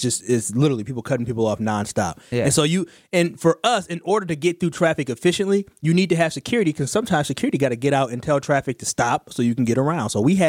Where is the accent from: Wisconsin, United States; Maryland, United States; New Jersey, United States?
Wisconsin, United States; Milwaukee; I'm from Milwaukee.